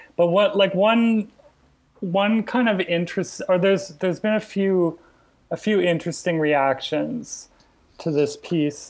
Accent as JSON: {"language": "English", "region": "Alberta", "country": "Canada", "moved": "yes", "said": "I was already from Alberta"}